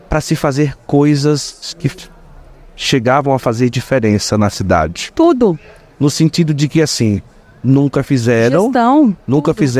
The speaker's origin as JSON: {"language": "Portuguese", "town": "Juazeiro do Norte", "region": "Ceará", "country": "Brazil", "said": "Sou de Juazeiro do Norte, do Ceará."}